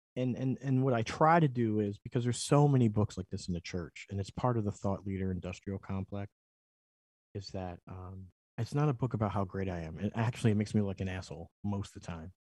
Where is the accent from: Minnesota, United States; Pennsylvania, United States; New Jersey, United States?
Pennsylvania, United States; Philadelphia; I'm from Philly